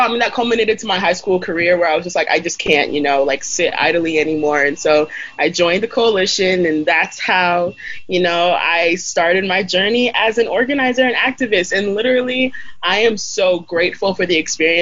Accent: Idaho, United States; growing up in Idaho as a young black immigrant

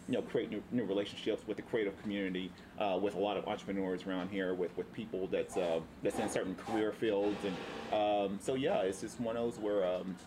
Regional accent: Tennessee, United States; moved away as an adult; now in Oceanside, United States; I'm originally from Tennessee

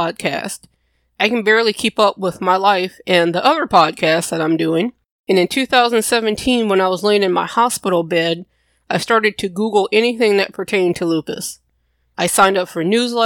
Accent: Louisiana, United States; I'm from Louisiana

